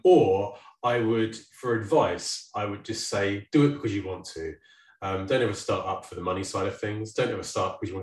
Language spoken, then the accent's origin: English; Guildford, South East England, United Kingdom; moved away; also born or lived in United States; the day I moved back to Guildford